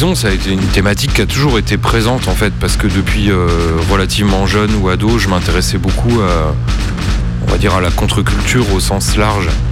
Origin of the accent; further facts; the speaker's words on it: Nancy, Grand Est, France; j'ai grandi à Nancy